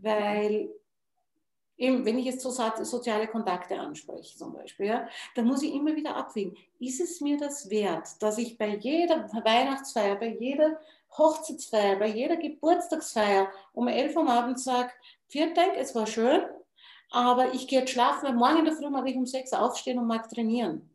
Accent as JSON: {"language": "German", "area": "Wachau", "region": "Lower Austria", "country": "Austria", "said": "bei uns in der Wachau"}